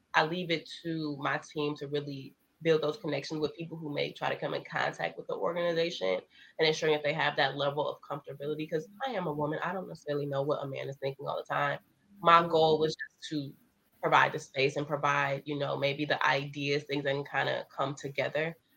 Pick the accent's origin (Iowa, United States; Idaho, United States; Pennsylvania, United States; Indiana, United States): Indiana, United States; also born or lived in Michigan; growing up in Indiana, which I wasn't born in Indiana, I was born in Michigan